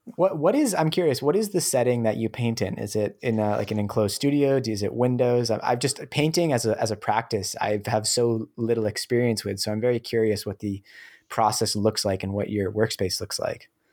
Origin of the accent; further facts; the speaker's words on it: New Hampshire, United States; I, I grew up in New Hampshire in the U S